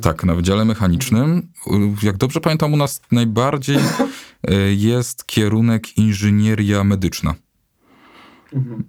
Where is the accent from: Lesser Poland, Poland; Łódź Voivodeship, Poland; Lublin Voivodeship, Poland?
Lesser Poland, Poland; Bochnia; moved away as an adult; now in Kraków, Poland; jestem, jestem z Bochni, to jest 45 kilometrów